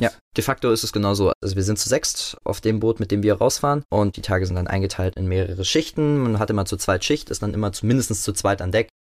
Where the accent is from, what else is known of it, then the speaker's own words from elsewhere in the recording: Leipzig, Saxony, Germany; moved away as an adult; now in Mainz, Germany; In Leipzig-Möckern bin ich zur Schule gegangen, bin in Gohlis aufgewachsen